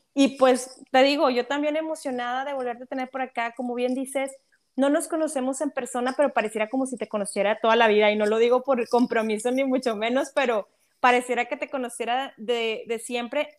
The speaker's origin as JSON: {"language": "Spanish", "country": "Mexico", "said": "nosotras como mexicanas"}